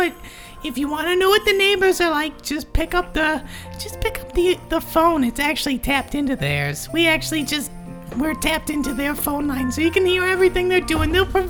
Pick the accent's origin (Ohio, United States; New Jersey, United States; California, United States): New Jersey, United States; Cervix. What? I'm from New Jersey. You knew what this was.